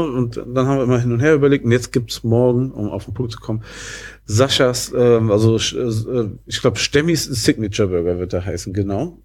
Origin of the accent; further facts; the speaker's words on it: about ten minutes' drive from Langenberg, near Wuppertal, North Rhine-Westphalia, Germany; das ist wirklich ein Katzensprung von da, wo ich groß geworden bin